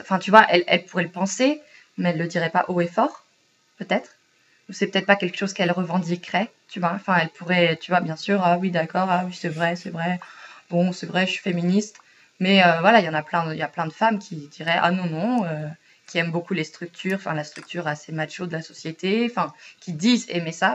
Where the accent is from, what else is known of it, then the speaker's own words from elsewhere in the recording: France; moved away as an adult; now in Sweden; comme on est français